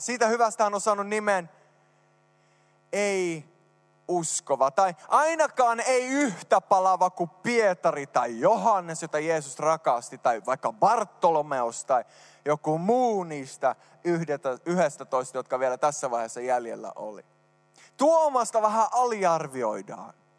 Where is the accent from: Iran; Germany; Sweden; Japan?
Sweden; now in Finland; mä oon syntynyt Ruotsissa